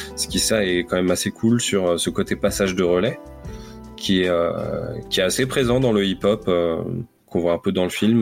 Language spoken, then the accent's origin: French; France; chez nous en France